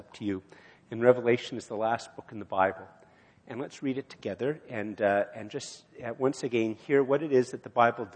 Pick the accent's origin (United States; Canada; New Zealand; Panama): Canada; as a Canadian